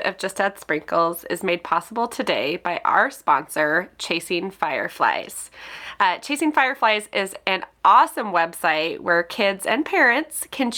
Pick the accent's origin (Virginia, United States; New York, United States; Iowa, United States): Iowa, United States; now in Minneapolis, United States; I'm a Midwestern girl. I grew up in Iowa and I live in Minneapolis now.